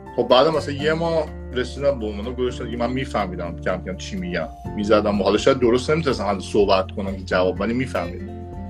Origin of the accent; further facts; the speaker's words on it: Iran; now in Miami, United States; من از ایران اومدم